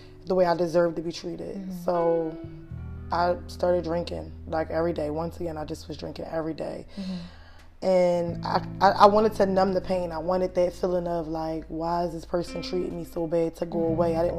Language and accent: English; Philadelphia, Pennsylvania, United States; I grew up in Philadelphia, Southwest Philadelphia.